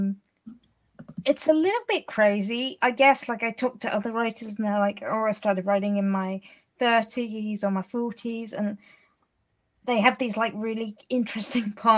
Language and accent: English; Hampshire, South East England, United Kingdom; I'm from Hampshire in England